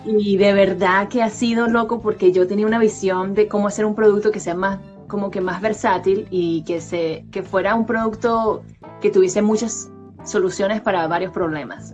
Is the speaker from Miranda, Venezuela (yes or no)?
no; Valencia, Carabobo, Venezuela; moved away as an adult; now in United States; yo estoy de Valencia, Venezuela, estudié en el mismo colegio que David, nos conocemos desde séptimo grado teníamos 14 años